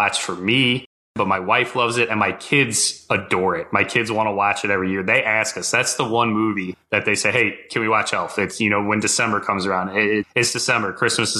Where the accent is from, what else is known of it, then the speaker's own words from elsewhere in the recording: Midwest, United States; I grew up in the Midwest